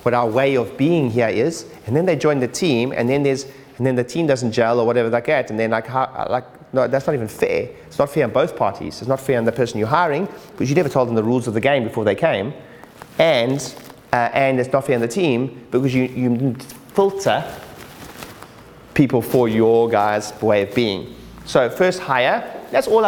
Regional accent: South Africa; now in United Kingdom; I'm originally South African

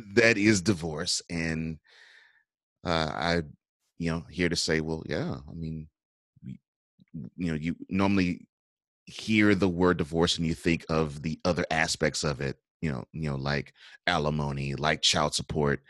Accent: Houston, Texas, United States; also born or lived in New Orleans; I grew up in Houston. I was born in New Orleans.

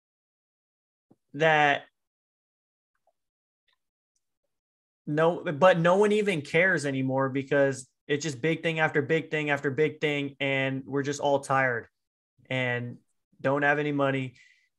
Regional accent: United States; I'm American

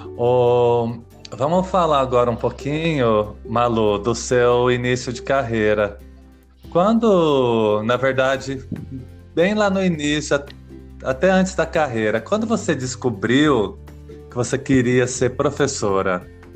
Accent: São José do Rio Preto, São Paulo, Brazil; accent: caipira; onde eu nasci, São José do Rio Preto

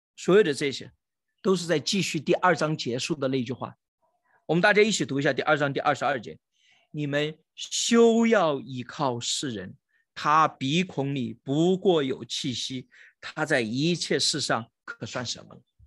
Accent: China; 我们中国人

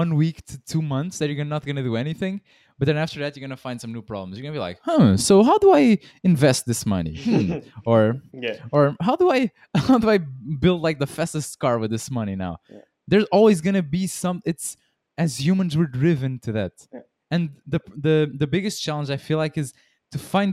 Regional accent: Portugal; where we are from Portugal, people smoke a lot

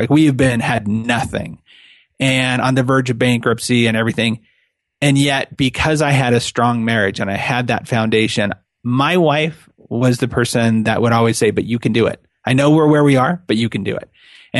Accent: California, United States; now in Utah, United States; I live in Utah, and I'm born and raised in California. Like 2006 when we moved here

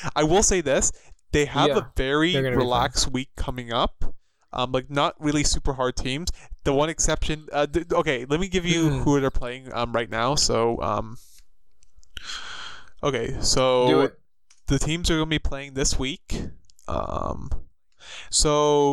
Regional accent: Canada; we're Canadian

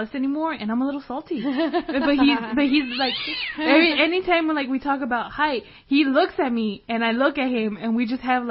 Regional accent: United States; I'm American

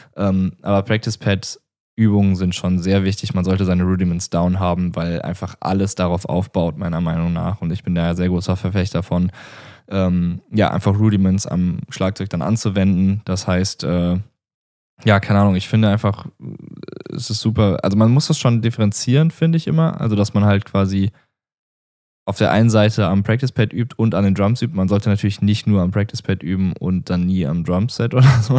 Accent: Remscheid, North Rhine-Westphalia, Germany; also born or lived in Wuppertal; hier so in NRW und in der Umgebung, wo ich aufgewachsen bin. Ich äh, bin geboren in Remscheid.

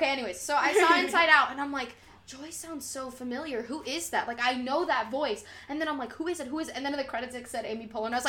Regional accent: Puerto Rico; I always wear bright colors because I'm Puerto Rican.

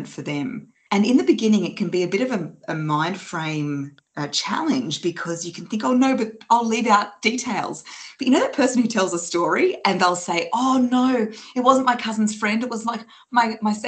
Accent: Australia; I'm from Australia

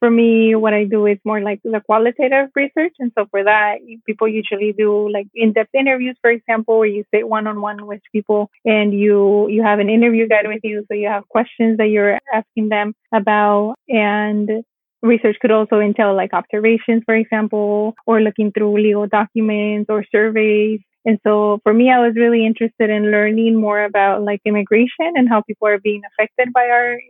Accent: California, United States; So because I mentioned, I grew up in California.

